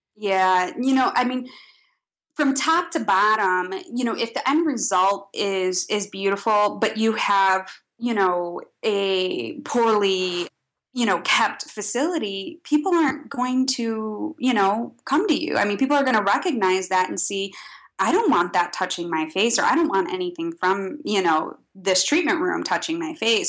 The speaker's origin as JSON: {"language": "English", "region": "Midwest", "country": "United States", "said": "being a Midwesterner"}